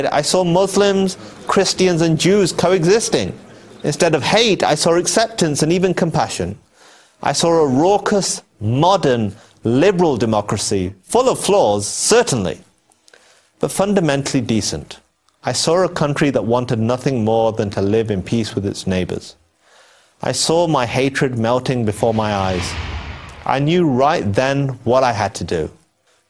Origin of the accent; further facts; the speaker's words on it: England, United Kingdom; I was born in England. My parents moved there from Pakistan